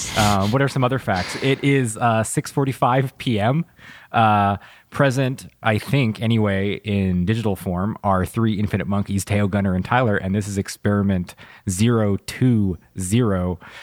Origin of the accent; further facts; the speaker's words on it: Vancouver, British Columbia, Canada; growing up in Vancouver